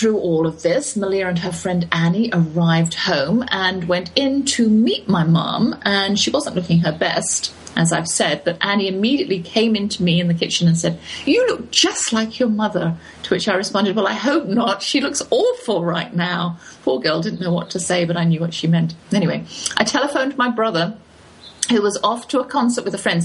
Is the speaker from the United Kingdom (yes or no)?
yes; United Kingdom; moved away as an adult; now in United States; my legality in America as a British citizen